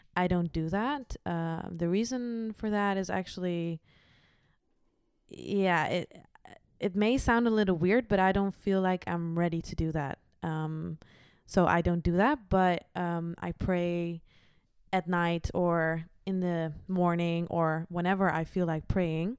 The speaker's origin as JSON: {"language": "English", "area": "Achterhoek", "region": "Gelderland", "country": "Netherlands", "moved": "yes", "lives_now": "The Hague, Netherlands", "said": "From the Achterhoek"}